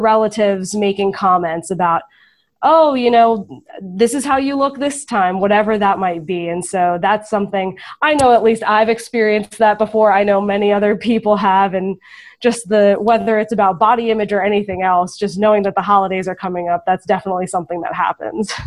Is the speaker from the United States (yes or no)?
yes; Florida, United States; I'm from Florida